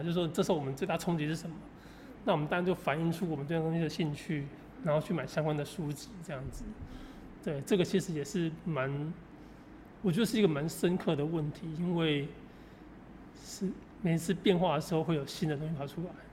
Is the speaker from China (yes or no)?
no; Taiwan; 我们台湾的设定是这样